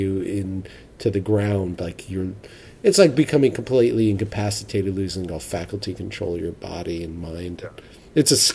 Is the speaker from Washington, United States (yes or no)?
no; New York City, New York, United States; I'm a New Yorker